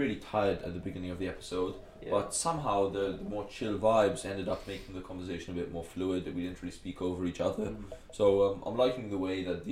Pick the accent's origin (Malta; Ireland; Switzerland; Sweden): Malta; accent: Maltese; first language English; now in Oxford, United Kingdom; my Maltese accent